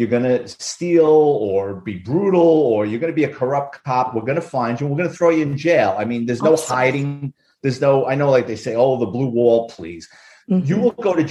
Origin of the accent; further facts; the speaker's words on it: New York City, New York, United States; I grew up in the Bronx